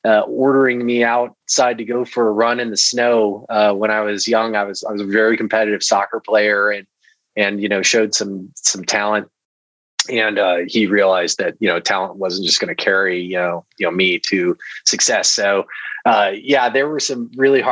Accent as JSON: {"language": "English", "town": "Newburgh", "region": "Indiana", "country": "United States", "tie": "born or raised there", "also_born_or_lived": "Milwaukee, Wisconsin", "said": "I was born in Milwaukee, and we moved to Southern Indiana when I was really young. So I kind of grew up surrounded by cornfields in a small town on the banks of the Ohio River in Southwest Indiana, a town called Newburgh"}